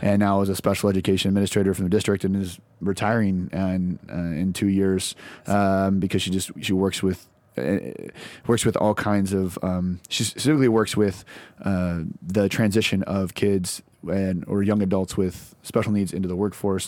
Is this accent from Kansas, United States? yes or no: yes; Lawrence, Kansas, United States; now in Nashville, United States; grew up in, uh, Lawrence, Kansas